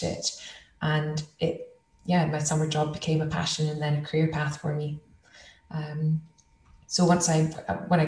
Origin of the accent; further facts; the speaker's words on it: Elgin, Scotland, United Kingdom; I grew up just outside Elgin, so in the Speyside region, Murray Speyside